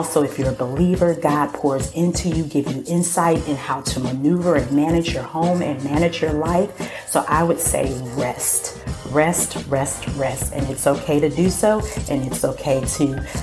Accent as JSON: {"language": "English", "town": "Milwaukee", "region": "Wisconsin", "country": "United States", "moved": "yes", "lives_now": "Duncan, United States", "said": "I live in Duncan, South Carolina. I am originally from Milwaukee, Wisconsin"}